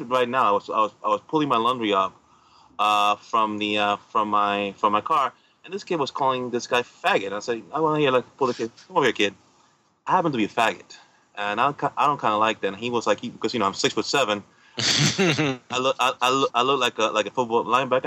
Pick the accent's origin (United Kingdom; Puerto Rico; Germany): Puerto Rico; I'm from Puerto Rico